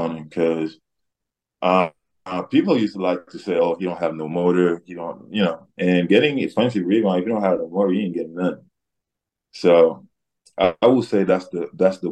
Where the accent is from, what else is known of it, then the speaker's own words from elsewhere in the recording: Senegal; moved away; also born or lived in Washington State; I'm coming from Wazoo in Senegal.